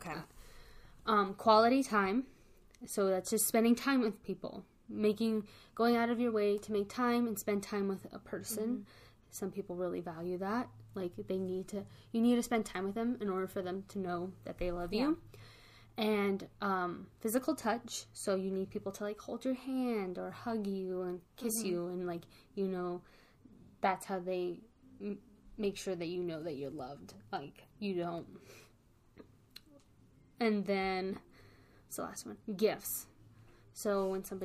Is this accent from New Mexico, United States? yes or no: yes; New Mexico, United States; we're both from New Mexico.